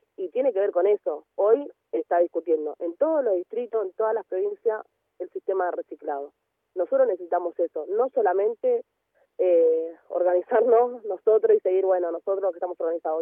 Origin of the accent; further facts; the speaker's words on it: Villa Fiorito, Buenos Aires Province, Argentina; yo nací y vivo en Villa Fiorito, em, que es un partido de Loma de Zamora